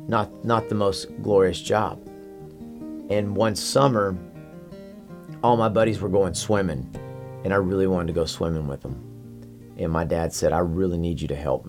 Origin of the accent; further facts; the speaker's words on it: Amarillo, Texas, United States; I grew up in Amarillo, Texas.